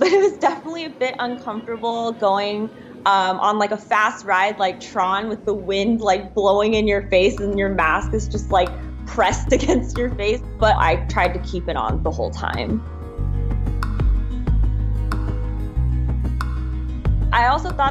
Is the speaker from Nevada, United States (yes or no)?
no; Northern California, United States; moved away as an adult; now in Shanghai, China; I was from Northern California